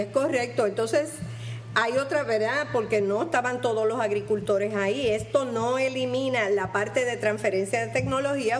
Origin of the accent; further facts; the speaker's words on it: Puerto Rico; nosotros los puertorriqueños